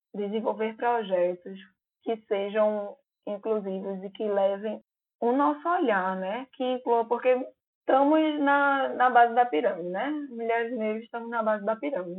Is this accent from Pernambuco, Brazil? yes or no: yes; Recife, Pernambuco, Brazil; accent: Recife; Tem um podcast recifense que é o Arrumadinho. É um podcast de notícias com o nosso sotaque